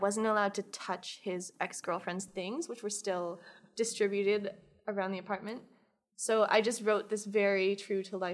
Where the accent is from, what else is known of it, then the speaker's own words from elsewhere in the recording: Toronto, Ontario, Canada; moved away as an adult; now in Montreal, Canada; a writer and editor from Toronto